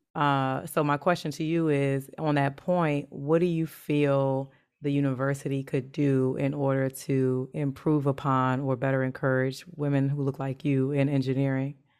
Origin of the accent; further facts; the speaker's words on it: United States; I grew up in the States